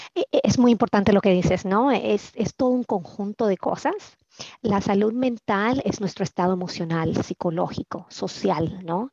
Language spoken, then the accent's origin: Spanish; Dominican Republic; now in Maryland, United States; soy originalmente de la República Dominicana aunque ya tengo 30 años de vivir aquí en Maryland